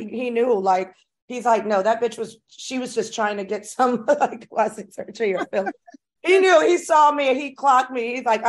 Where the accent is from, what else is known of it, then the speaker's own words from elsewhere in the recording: East Coast, United States; I'm originally from the East Coast myself. And my background is I'm Puerto Rican and Cuban, by the way.